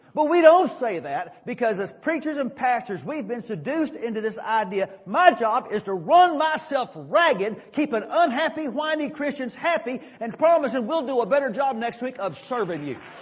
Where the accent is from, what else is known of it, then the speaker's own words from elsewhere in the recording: Dallas, Texas, United States; the little church I grew up in South Dallas